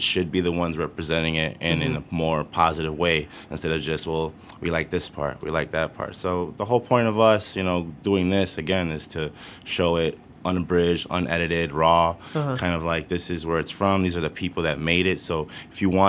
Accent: Chicago, Illinois, United States; I'm from Pilsen

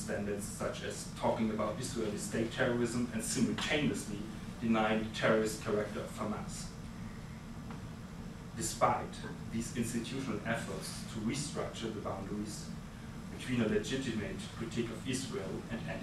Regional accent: Munich, Bavaria, Germany; my hometown, Munich

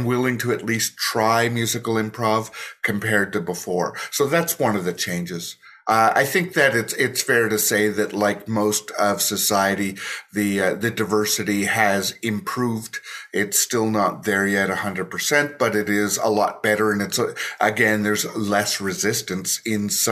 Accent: Toronto, Ontario, Canada; I'm from Toronto, so I am right on the lake

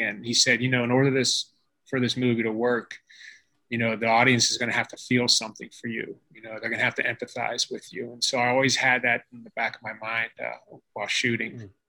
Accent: Pittsburgh, Pennsylvania, United States; moved away as an adult; now in California, United States; I'm from Pittsburgh, Pennsylvania, and uh, I moved to California to study martial arts under Dan Inosanto

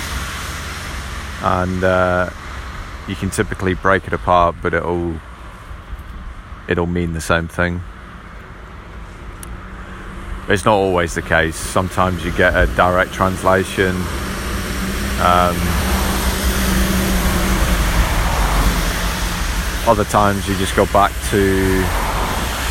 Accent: Ireland; I was born in Ireland

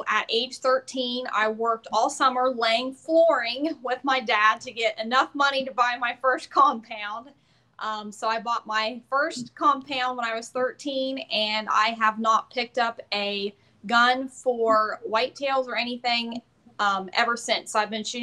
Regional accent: Southeast Ohio, United States; I am 28 and from Southeast Ohio

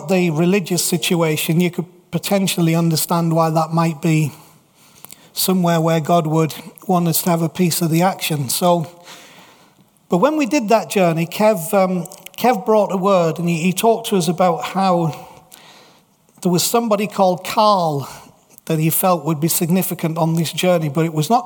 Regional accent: England, United Kingdom; we're English in Salt Lake City

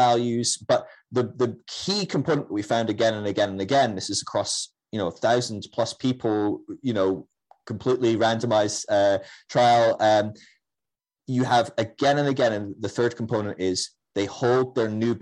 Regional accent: Scotland, United Kingdom; I'm Scottish

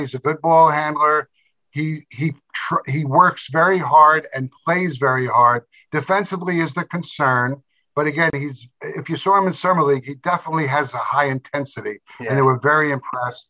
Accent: New York City, New York, United States; I was born in Brooklyn

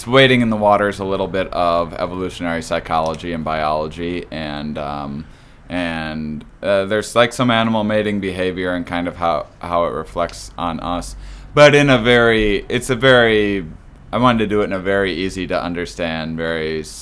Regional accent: La Crosse, Wisconsin, United States; born or raised there; moved away as an adult; also born or lived in Onalaska, Wisconsin

